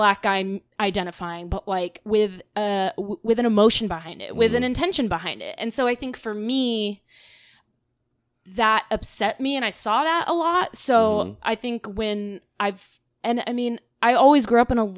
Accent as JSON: {"language": "English", "region": "Florida", "country": "United States", "tie": "born or raised there", "said": "I grew up in Florida"}